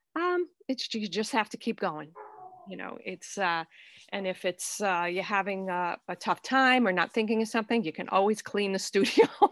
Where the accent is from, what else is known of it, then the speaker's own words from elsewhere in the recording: Fall River, Massachusetts, United States; now in South Dartmouth, United States; I grew up in Fall River, you know, in the suburbs there, but now I live in, uh, South Dartmouth